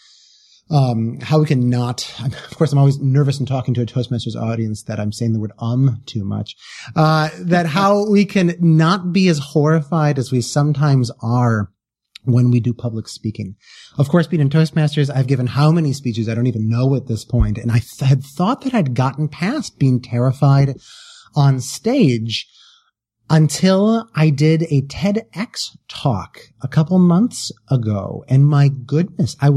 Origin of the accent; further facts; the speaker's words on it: Wisconsin, United States; I come from the Midwest. I come from Wisconsin.